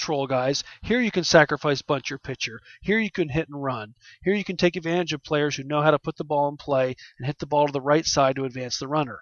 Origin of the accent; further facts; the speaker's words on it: Philadelphia, Pennsylvania, United States; my hometown Philadelphia